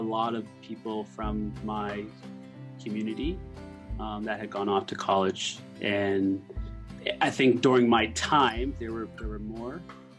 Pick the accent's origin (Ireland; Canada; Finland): Canada; moved away as an adult; now in Singapore; I was born in, I was born in Canada.